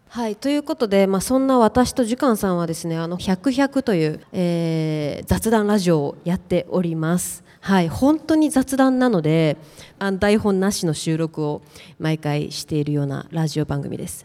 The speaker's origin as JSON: {"language": "Japanese", "country": "China", "said": "私が結構中国人なので"}